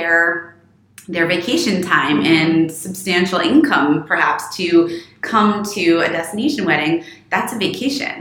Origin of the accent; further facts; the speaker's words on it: Florida, United States; moved away as an adult; also born or lived in England / London; now in New York, United States; I grew up very informally in Florida and then moved to England